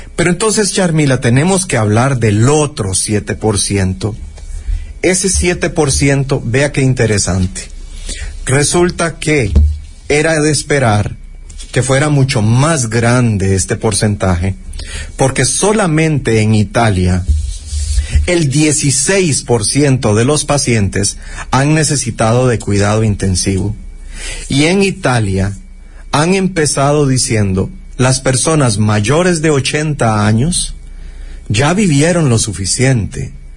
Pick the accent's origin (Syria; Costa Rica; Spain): Costa Rica; como costarricenses